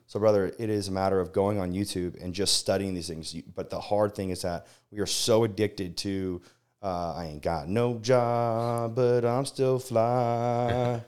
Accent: Las Vegas, Nevada, United States; moved away; born and raised in Las Vegas

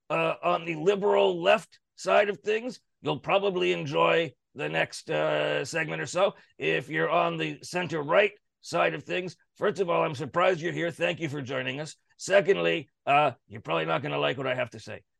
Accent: Canada

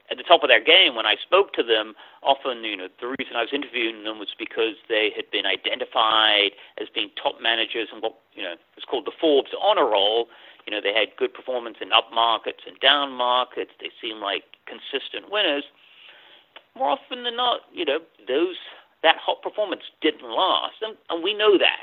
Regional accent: England, United Kingdom; moved away as an adult; also born or lived in London; now in United States; I wasn't born in the U.S. I was born in England, and I had most of my education there.

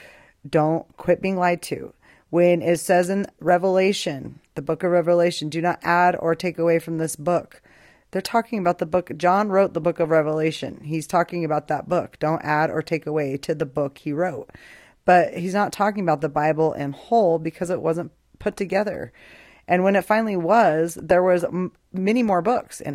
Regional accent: Boise, Idaho, United States; moved away as an adult; now in Albuquerque, United States; I grew up in Boise, Idaho for 21 years. I lived there, moved to Albuquerque, New Mexico, lived here 22 years

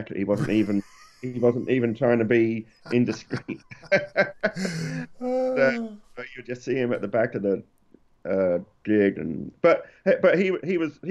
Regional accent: Lowestoft, East of England, United Kingdom; also born or lived in Cambridge; now in Ohio, United States; me and Rob were from a place called Lowestoft, which is maybe 8 miles to the south

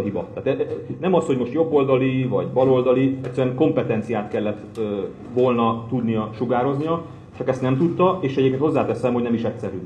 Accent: Hungary; moved away as an adult; now in Budapest, Hungary; én vidéki származású vagyok

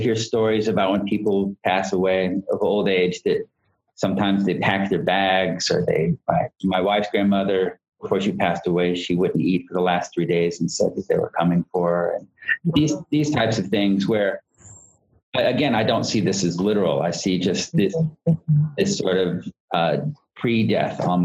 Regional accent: Florida, United States; I'm from Florida

